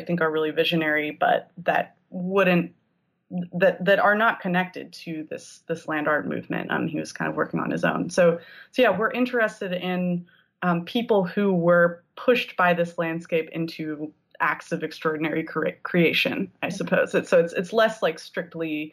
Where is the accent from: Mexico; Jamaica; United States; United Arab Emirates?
United States; also born or lived in Oregon; I grew up in and around California and Oregon